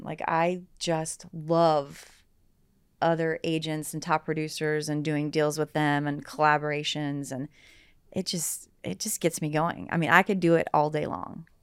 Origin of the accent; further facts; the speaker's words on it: Southern West Virginia, United States; moved away as an adult; also born or lived in Washington, District of Columbia, United States; now in Cincinnati, United States; I grew up in Southern West Virginia.